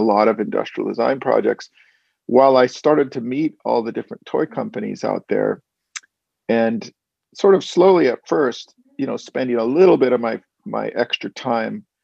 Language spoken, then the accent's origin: English; Walnut Creek, California, United States; I'm actually from a suburb of San Francisco called Walnut Creek